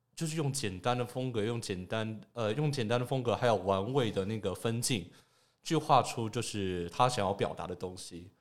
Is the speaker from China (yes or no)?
no; Taoyuan, Taiwan; also born or lived in Taipei; 但是我都是从桃园过去的